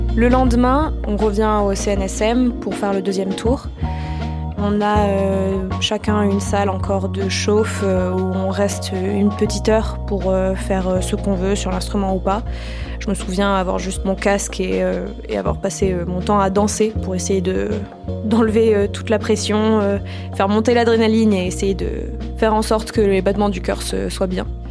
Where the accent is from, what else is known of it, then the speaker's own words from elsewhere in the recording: Toulouse, Occitania, France; Mes parents sont tous les deux musiciens au Capitole de Toulouse